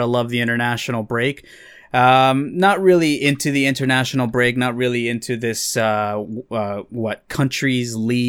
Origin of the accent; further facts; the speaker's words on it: El Salvador; mainly El Salvador, of course, whenever my home country can play.